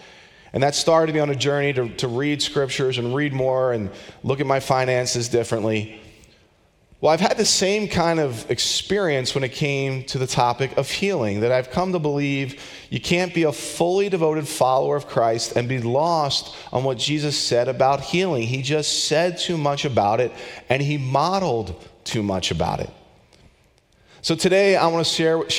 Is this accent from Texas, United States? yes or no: no; Philadelphia, Pennsylvania, United States; I grew up outside of Philadelphia